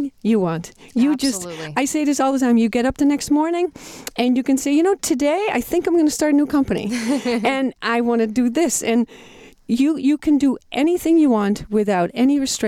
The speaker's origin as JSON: {"language": "English", "country": "Netherlands", "tie": "born or raised there", "also_born_or_lived": "Massachusetts", "second_language": "English", "moved": "as an adult", "lives_now": "United States", "said": "I was born in the Netherlands"}